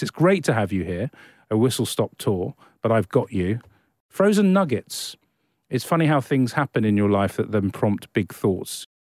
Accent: Australia; we're so Australian here

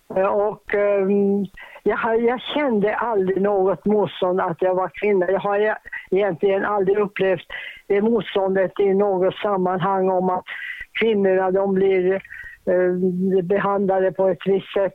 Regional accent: Boden, Norrbotten County, Sweden; moved away; also born or lived in Kukkolaforsen, Tornedalen / Stockholm; jag var från Boden

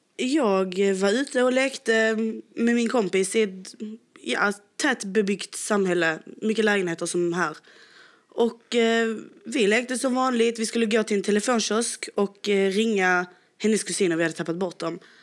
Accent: Sweden; vi är ju helt från Sverige

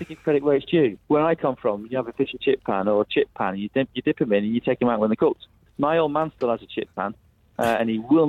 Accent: the Northwest, North West England, United Kingdom; I'm from the Northwest

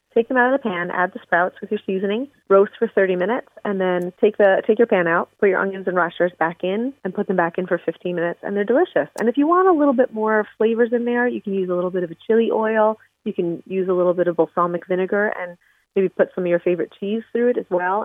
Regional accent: Philadelphia, Pennsylvania, United States; also born or lived in Missouri; I'm from Philadelphia on the East Coast

